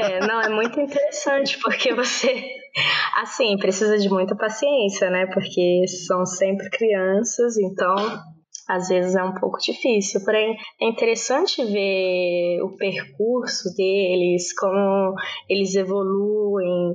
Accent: Brasília, Federal District, Brazil; moved away as an adult; also born or lived in Ireland; now in Naples, Italy; eu sou de Brasília, eu nasci cresci em Brasília, porém são nove anos que eu moro na Itália

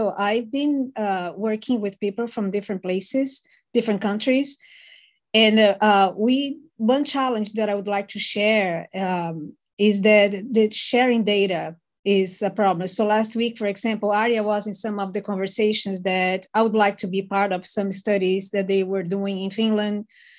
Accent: Brazil; now in United States; I'm from Brazil originally, and I live in the United States.

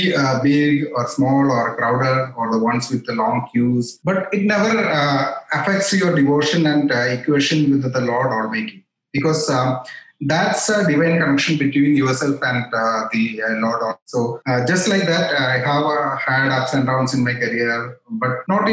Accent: Kochi, Kerala, India; I came back to Kochi. That's my hometown.

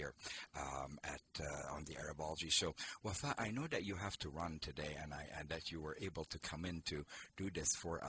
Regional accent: Jordan; also born or lived in Lebanon; now in United States; my childhood in Lebanon to growing up in Jordan and coming to the United States

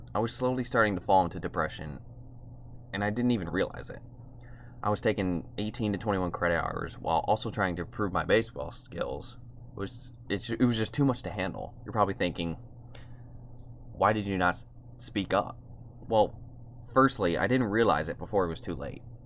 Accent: outside Toledo, Ohio, United States; I grew up in a medium-sized city outside, outside of Toledo, Ohio

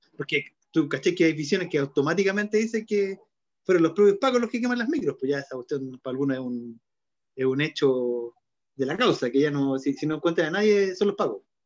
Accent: Chile

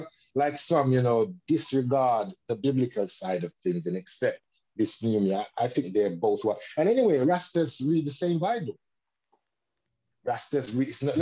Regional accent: London, United Kingdom; I was growing up in Bixton

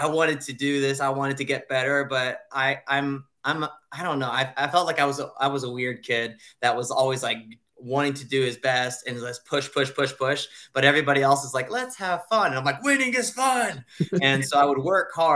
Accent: Japan; moved away; I'm from Japan, born and raised there. I went to an international school.

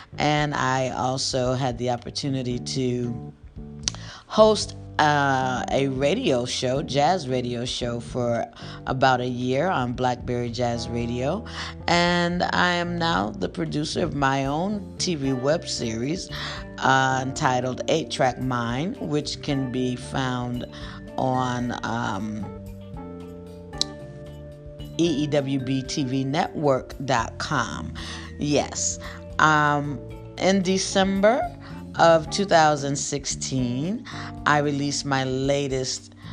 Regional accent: Bloomfield, Connecticut, United States; also born or lived in Nashville, Tennessee; born in Nashville, Tennessee, and I was raised in Bloomfield, Connecticut

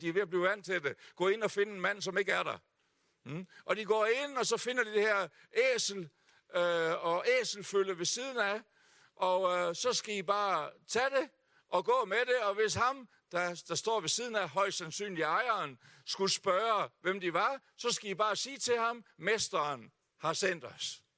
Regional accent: Hjørring, North Denmark Region, Denmark; also born or lived in Aalborg; jeg er født her i Aalborg. Uh, og vi boede her i tre år, inden min far, som var bagermester, havde købt et bageri oppe i Hjørring, så der er jeg vokset op

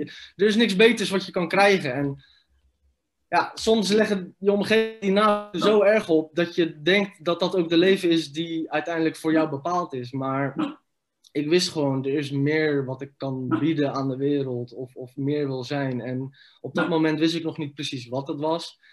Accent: Rotterdam, South Holland, Netherlands; also born or lived in Iraq / village near Noordwijk aan Zee / Leiden; hebben we een huisje gekregen in Rotterdam. Daar hebben we zes jaar gewoond. Toen zijn we verhuisd naar een klein dorpje in de buurt van Noordwijk aan Zee, Leiden. En ik was 10, 11 jaar toen we daarheen

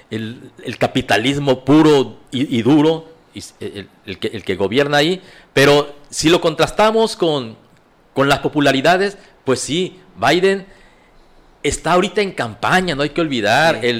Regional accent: Mexico; los mexicanos pensamos como los gringos

